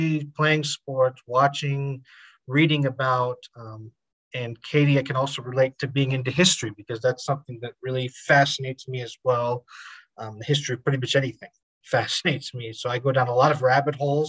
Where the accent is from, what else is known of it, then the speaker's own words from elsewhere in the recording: Washington, District of Columbia, United States; moved away as an adult; now in Albuquerque, United States; I grew up in the Washington, D.C. area, but I moved to Albuquerque